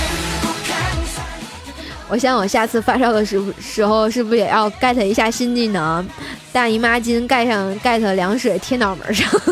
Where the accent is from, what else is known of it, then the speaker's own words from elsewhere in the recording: Tianjin, China; 我们天津人